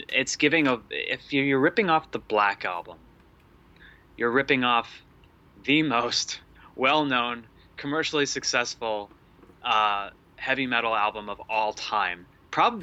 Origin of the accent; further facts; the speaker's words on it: tri-state area, United States; I'm from the tri-state area